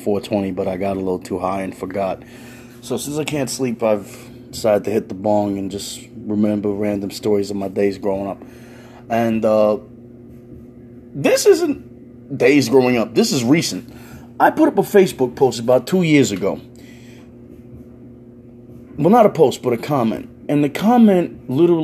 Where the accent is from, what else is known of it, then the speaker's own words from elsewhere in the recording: New York City, New York, United States; I'm a New Yorker